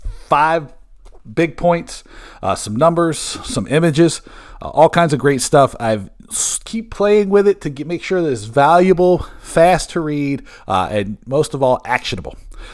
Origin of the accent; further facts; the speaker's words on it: Bremerton, Washington, United States; born there; I was born in Bremerton, right across the Puget Sound from Seattle